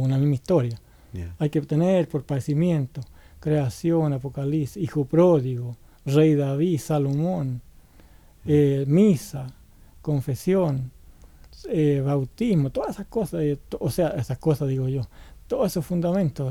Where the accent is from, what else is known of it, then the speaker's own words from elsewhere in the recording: Chile; moved away as an adult; now in Santiago, Chile; como poeta chileno